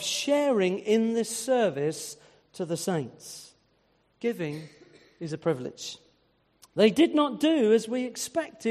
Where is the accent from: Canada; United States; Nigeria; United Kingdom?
United Kingdom; being British